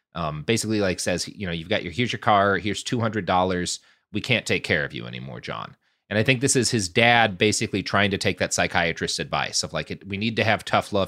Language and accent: English; Plano, Texas, United States; also born or lived in Oklahoma; I grew up in Plano, which is, you know, a couple of steps down the economic rung from Highland Park